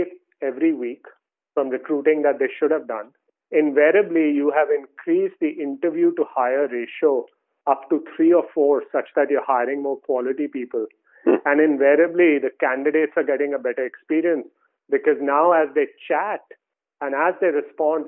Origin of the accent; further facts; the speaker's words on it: India; moved away; I grew up in India